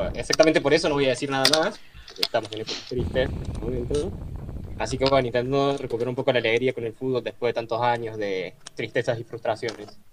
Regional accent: Córdoba, Argentina; accent: cordobés; Como cordobés me siento discriminado

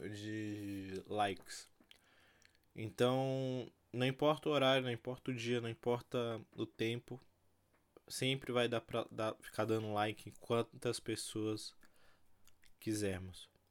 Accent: Brazil; eu sou brasileiro

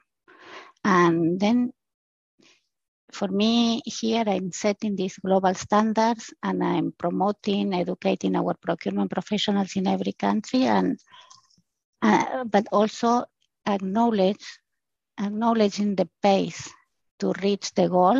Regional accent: Argentina; moved away as an adult; also born or lived in Brazil / United States; now in Switzerland; I am from Argentina. For the last 20 years, I'm living and working in Switzerland

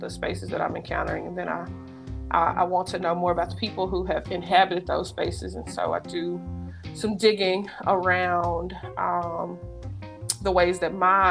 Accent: Memphis, Tennessee, United States; moved away as an adult; also born or lived in Mississippi / Alabama / Kentucky; now in Pittsburgh, United States; I am from Memphis, Tennessee. I was born there

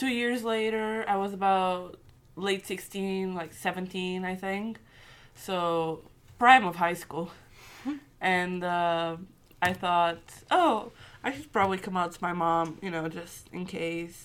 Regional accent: Portugal; moved away as an adult; now in Scotland, United Kingdom; I'm from Portugal, heavily Catholic country

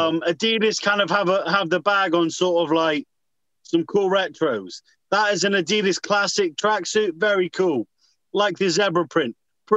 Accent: United Kingdom; because we are European, we are British

